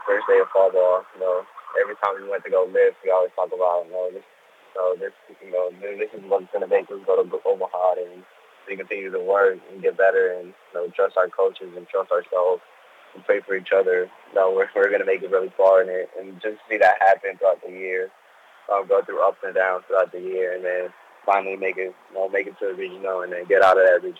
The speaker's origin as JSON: {"language": "English", "country": "Dominican Republic", "tie": "born or raised there", "moved": "yes", "said": "I was born in Dominican Republic."}